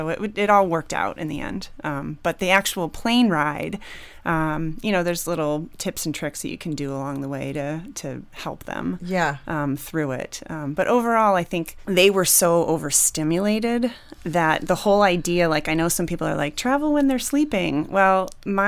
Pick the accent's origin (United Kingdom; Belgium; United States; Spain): United States; East Coast; moved away; I'm from the East Coast